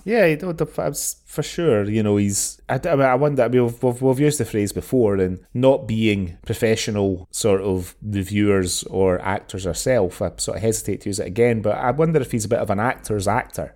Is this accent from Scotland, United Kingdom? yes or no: yes; Scotland, United Kingdom; we've been growing up in Scotland